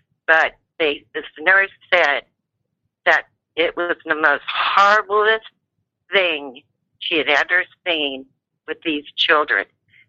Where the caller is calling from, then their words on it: Oregon, United States; I'm calling from Oregon.